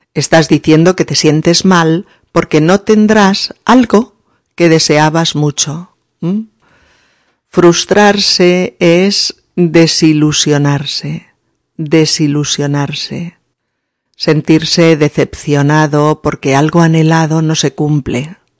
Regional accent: Spain; now in Barcelona, Spain

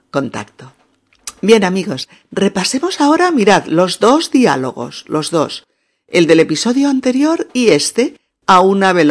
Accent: Barcelona, Catalonia, Spain; Yo soy española soy de Barcelona, concretamente, y estoy muy contenta de poder charlar contigo

